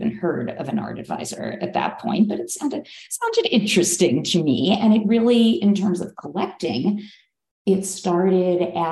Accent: Philadelphia, Pennsylvania, United States; moved away as an adult; also born or lived in New York City, United States; now in Los Angeles, United States; I grew up in Philadelphia

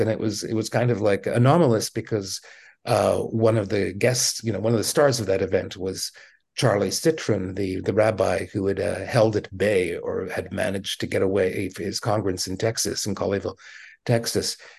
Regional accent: Montreal, Quebec, Canada; moved away; I grew up in Montreal.

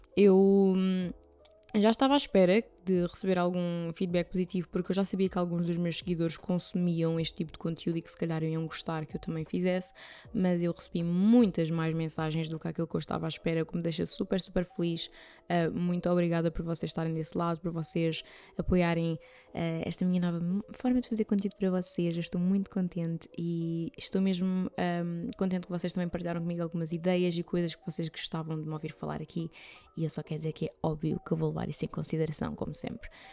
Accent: Carvoeiro, Algarve, Portugal; moved away; Carvoeiro no Algarve, que é o sítio onde eu cresci

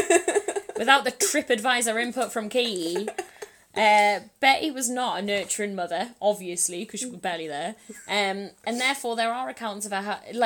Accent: Newcastle upon Tyne, North East England, United Kingdom; I'm from Newcastle

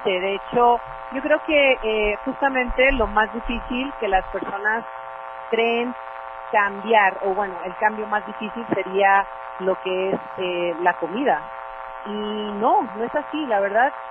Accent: Mexico; Ahora, ¿cuál es el mayor error? es que todos, y como buenos mexicanos, nos vamos a los excesos.

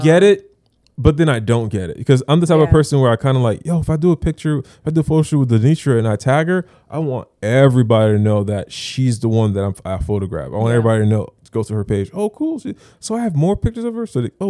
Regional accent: Florida, United States; I'm from Broward

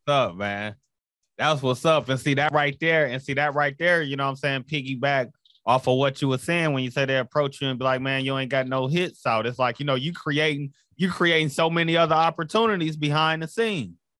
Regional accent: Flint, Michigan, United States; I'm from Flint, Michigan

